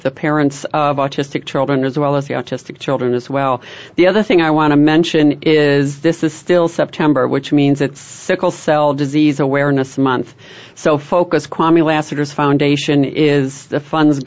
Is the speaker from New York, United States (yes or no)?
no; Chicago, Illinois, United States; don't make fun of this way I say wash. Yeah. I'm from Chicago